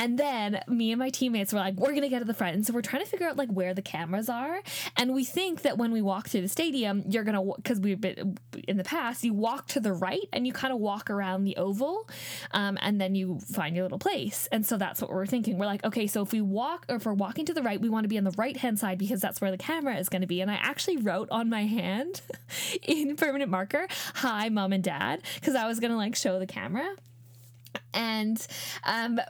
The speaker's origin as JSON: {"language": "English", "country": "Canada", "tie": "born or raised there", "said": "I grew up in Australia, sorry, in Canada"}